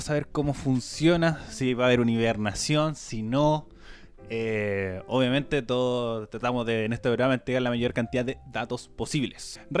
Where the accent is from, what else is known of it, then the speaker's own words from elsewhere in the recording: Chile; como cualquier chileno responsable